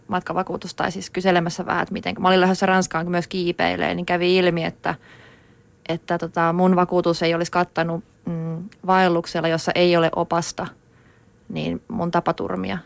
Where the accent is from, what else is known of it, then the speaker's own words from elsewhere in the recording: Finland; kotikaupunkini Saarin poppeleita, jotka on Varikon ja aivan juna-aseman vieressä